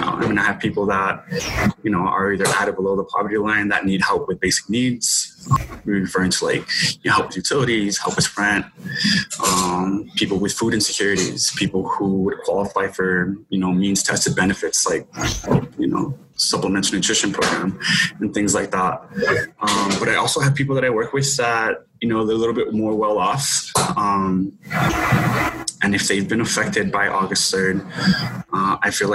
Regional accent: El Paso, Texas, United States; I was born and raised here in El Paso

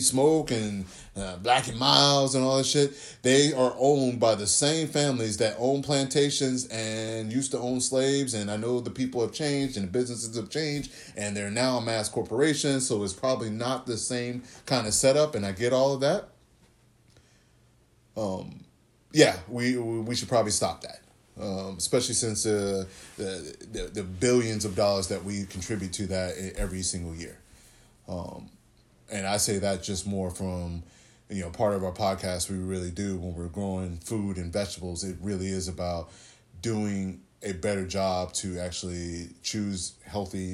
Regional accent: Texas, United States; also born or lived in California; I grew up in the South, my dad's family is from Mississippi.

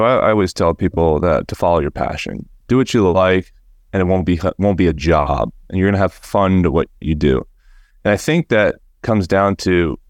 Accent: New Jersey, United States; And it's where I grew up in South Jersey.

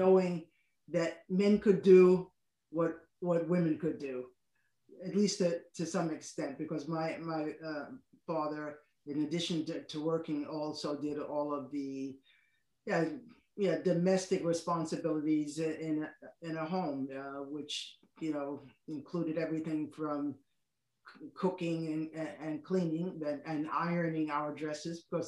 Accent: New York City, New York, United States; moved away as an adult; now in Shizuoka, Japan; I grew up in the Washington Heights area of New York City

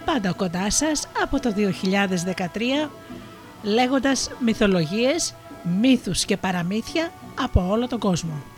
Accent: Missolonghi, West Greece, Greece; εγώ κατάγομαι από το Μοσολόγγι.

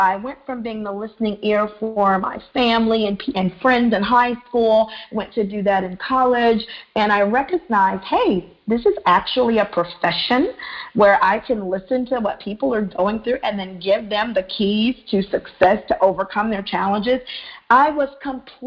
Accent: Mississippi, United States; I grew up in Mississippi, the cricket letter state, M-I-S-S-I-S-S-I-P-P-I

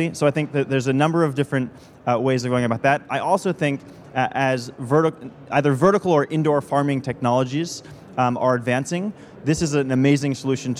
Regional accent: United States; my home country, the United States

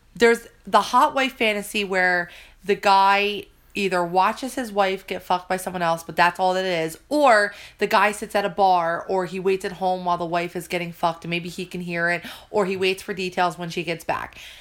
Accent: New Jersey, United States; accent: Jersey; it's my Jersey accent.

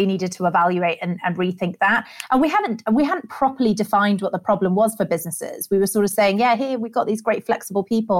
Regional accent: rural Staffordshire, West Midlands, United Kingdom; moved away as an adult; also born or lived in Sri Lanka / London; And I was brought up in rural Staffordshire and then moved down to London for university.

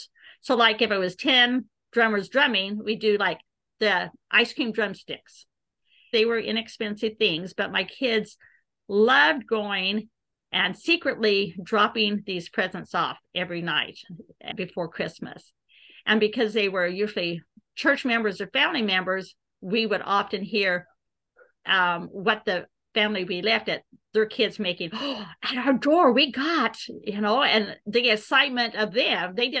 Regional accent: Omaha, Nebraska, United States; I'm from Omaha, Nebraska.

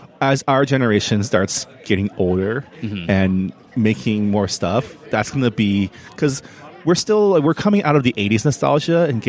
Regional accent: San Gabriel, California, United States; Very much San Gabriel.

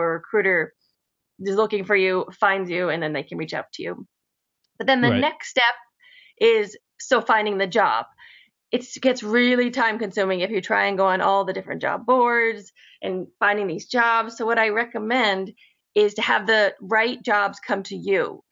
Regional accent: Northern Connecticut, United States; I'm from actually Northern Connecticut

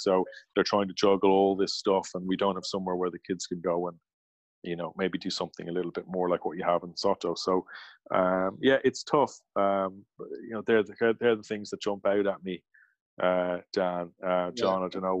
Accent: Limerick, Munster, Ireland; And when I was growing up in Limerick Lawn, we had 12 courts.

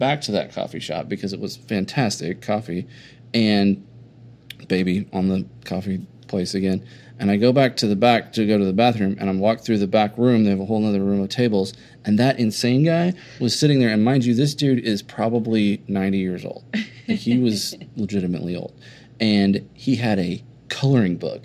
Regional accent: Oklahoma, United States

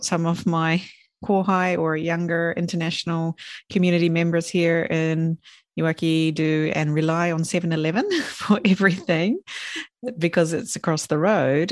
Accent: New Zealand; also born or lived in Sweden; now in Japan; my hometown in New Zealand where I kind of grew up

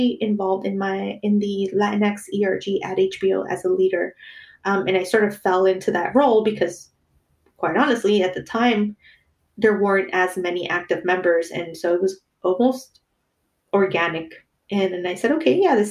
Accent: New York, United States; moved away as an adult; now in Los Angeles, United States; Growing up in New York, I grew up with very diverse friends

